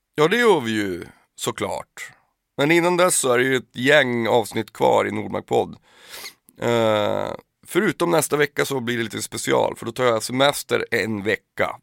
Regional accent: Piteå, Norrbotten County, Sweden; Skiva säger man ju när man kommer från Pi. Man säger ju inte album där, där jag kommer ifrån

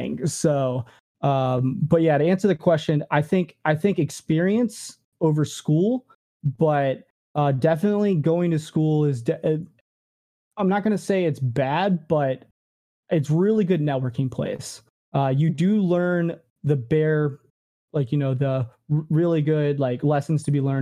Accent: Richmond, Virginia, United States; moved away as an adult; also born or lived in California; I actually moved from, Richmond, Virginia, which is my hometown, to, California the first time

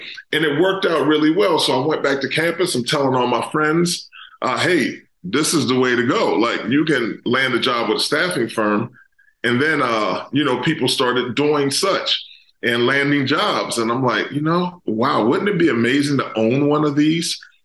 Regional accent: Pittsburgh, Pennsylvania, United States; also born or lived in Maryland; I'm originally from the Pittsburgh area. So that was kind of going back home for me

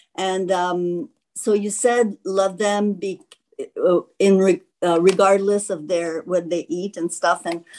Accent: Canada; I'm from Canada.

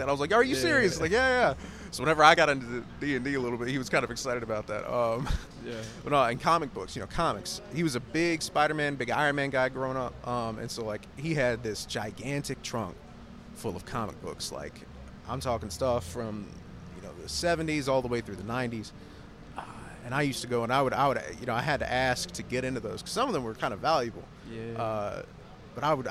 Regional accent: Taylorsville, United States; I was born right outside of Taylorsville. And I grew up really, you know, small country church.

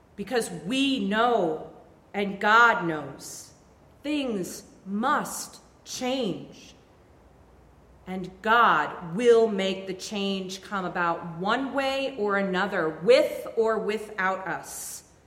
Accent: Vermont, United States; I grew up in Vermont

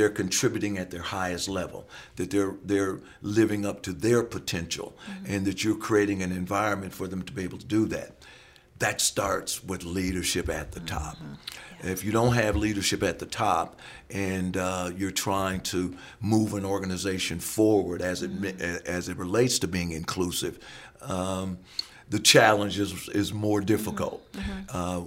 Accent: South Bend, Indiana, United States; moved away as an adult; also born or lived in Akron, Ohio; now in Clemson, United States; growing up in South Bend, Indiana, I tend to root for Notre Dame

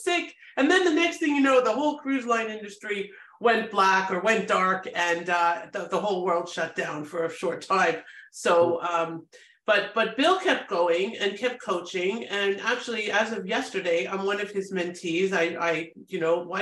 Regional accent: Toronto, Ontario, Canada; moved away as an adult; now in United States; I'm Canadian. I'm from a great city, Toronto

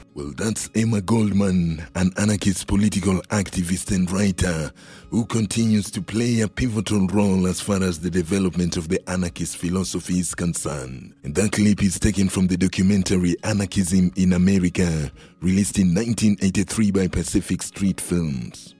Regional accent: Kenya; I'm from Kenya too

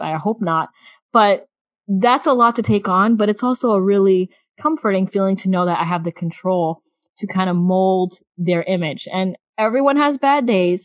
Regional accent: South Florida, United States; many age brackets um, of my life growing up in South Florida

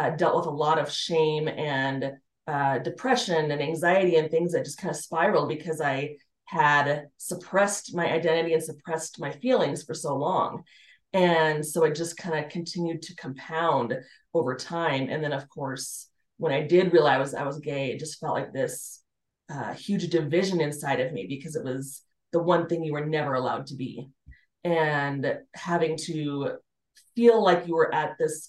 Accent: Colorado Springs, Colorado, United States; I grew up in Colorado Springs

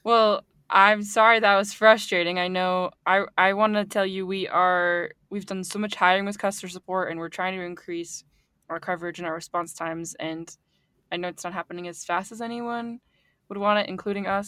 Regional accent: East Coast, United States; I'm from the East Coast also

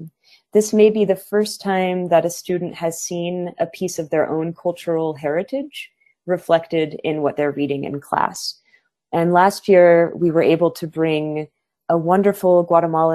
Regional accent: Santa Fe, New Mexico, United States; I'm currently based in my hometown of Santa Fe, New Mexico

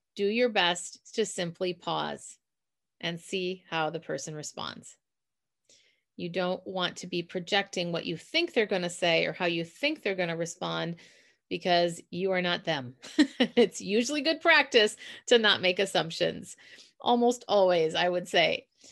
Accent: Minnesota, United States; accent: Minnesota; my Minnesota accent

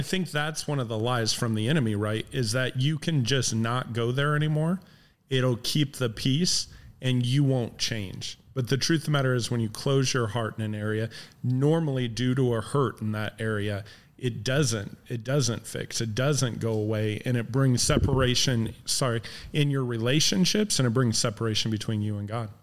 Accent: Midwest, United States; moved away; we grew up in the Midwest

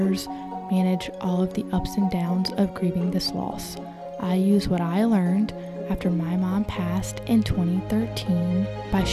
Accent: North Carolina, United States; I am from North Carolina

